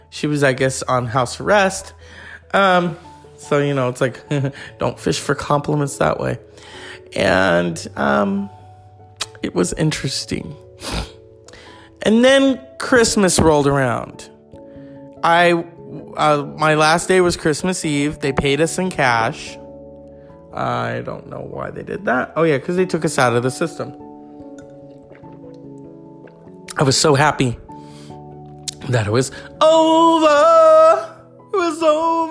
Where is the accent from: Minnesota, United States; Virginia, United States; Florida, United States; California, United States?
California, United States; As a Californian